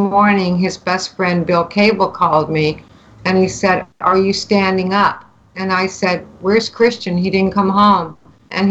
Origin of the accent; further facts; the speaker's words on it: Canada; I'm from Canada